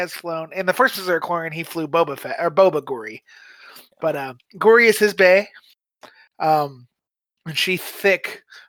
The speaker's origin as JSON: {"language": "English", "town": "St. Louis", "region": "Missouri", "country": "United States", "accent": "St. Louis", "said": "I'm from St. Louis. Every we have different vowels than you people."}